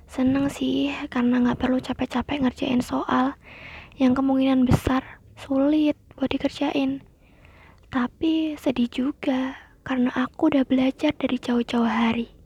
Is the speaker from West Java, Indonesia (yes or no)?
no; East Java, Indonesia; now in Surakarta, Indonesia; Aku asli orang Jawa Timur, tapi aku tinggal di Solo. Ayah aku dari Tawangmangu dan ibu aku dari Pacitan.